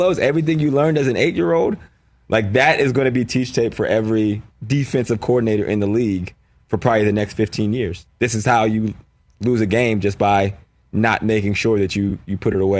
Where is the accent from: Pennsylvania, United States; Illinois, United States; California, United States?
Pennsylvania, United States; Johnstown; moved away; I'm from Johnstown, Pennsylvania.